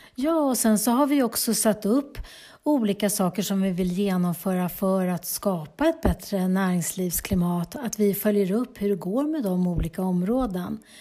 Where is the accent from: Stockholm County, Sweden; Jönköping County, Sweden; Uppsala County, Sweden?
Uppsala County, Sweden; Bålsta; moved away as an adult; now in Heby, Sweden; i Bålsta där jag är uppvuxen